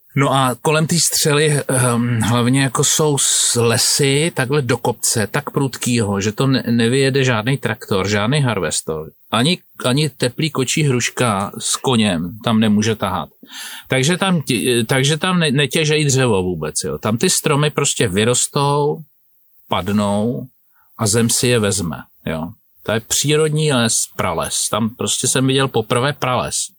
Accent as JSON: {"language": "Czech", "region": "Prague", "country": "Czechia", "tie": "born or raised there", "also_born_or_lived": "Plzeň Region", "said": "jako Pražák, 15-letý chlapec, jsem jezdil na chalupu"}